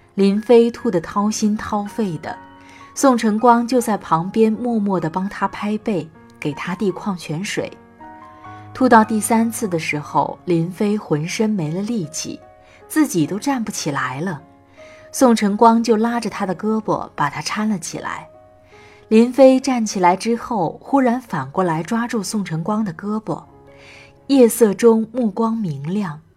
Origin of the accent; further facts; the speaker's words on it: Northeast China, China; moved away as an adult; now in Xinyang, China; 是一位东北人，在河南信阳工作